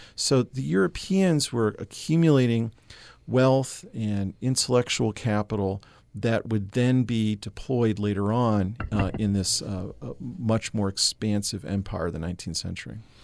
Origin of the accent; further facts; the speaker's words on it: New England, United States; moved away as an adult; also born or lived in Mississippi; I, I, I grew up in New England